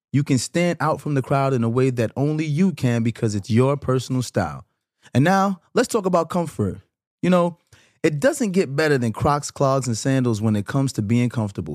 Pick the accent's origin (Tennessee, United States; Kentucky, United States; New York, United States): New York, United States; New York City; I'm from Brooklyn too, you know what I'm saying? Grew up in Flatbush